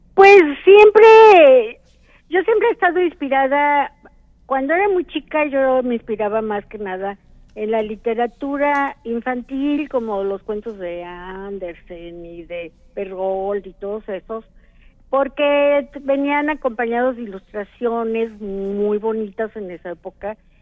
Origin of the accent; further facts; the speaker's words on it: Orizaba, Veracruz, Mexico; yo soy de Orizaba